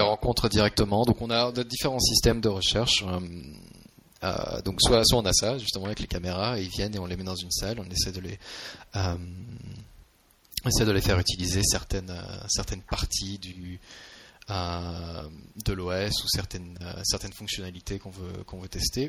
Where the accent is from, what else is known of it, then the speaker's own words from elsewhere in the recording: France; moved away as an adult; also born or lived in Marseille, France; now in San Francisco, United States; Je viens de France initialement. J'étais à, j'étais à Marseille avant de, venir, euh, de venir travailler pour Google.